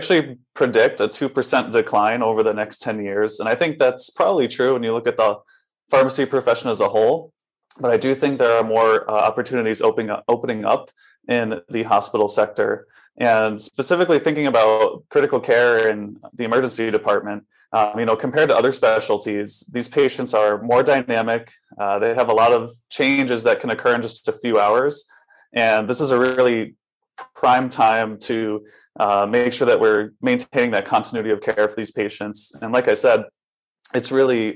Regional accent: Connecticut, United States; moved away as an adult; also born or lived in Boston / Houston, Texas / Tucson, Arizona; now in Rochester, United States; Originally, I'm from Connecticut

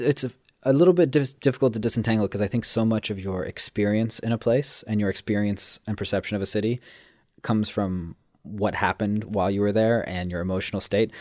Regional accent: Los Angeles, California, United States; moved away; where I grew up in Los Angeles

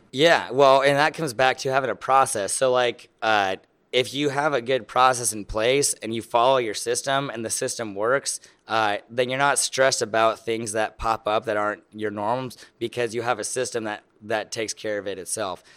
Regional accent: Lincoln, Nebraska, United States; I am from Lincoln, Nebraska.

